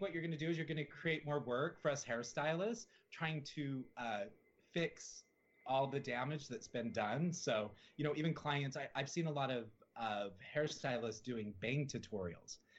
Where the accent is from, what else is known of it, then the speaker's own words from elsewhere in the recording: Salt Lake City, Utah, United States; moved away; I grew up in Salt Lake City, Utah.